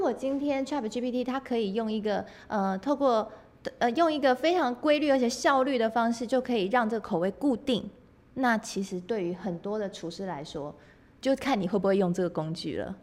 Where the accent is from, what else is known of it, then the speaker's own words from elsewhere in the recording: Taiwan; 我们台湾人